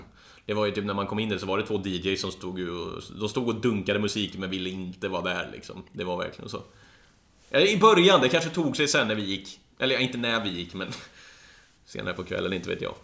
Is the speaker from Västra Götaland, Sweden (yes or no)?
no; Karlstad, Värmland, Sweden; moved away; Var hemma i Karlstad